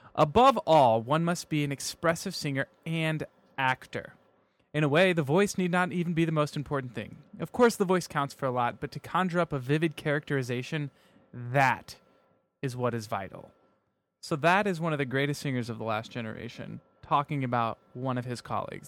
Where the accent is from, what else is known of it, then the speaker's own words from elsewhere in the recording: near Sioux City, Iowa, rural Nebraska, United States; I grew up in rural Nebraska